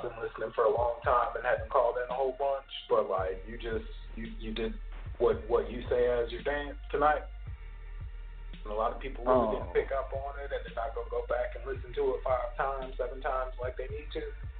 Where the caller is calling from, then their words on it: Plano, Texas, United States; What's up, Sal? … from Plano.